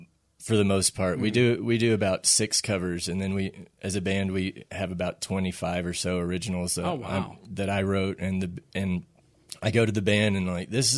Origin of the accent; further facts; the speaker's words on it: Oklahoma, United States; now in Loveland, United States; Yeah, I'm originally from Southern Oklahoma, born and raised, graduated East Central University in Oklahoma, worked in Stillwater for about a year, and realized I needed to be not in Oklahoma.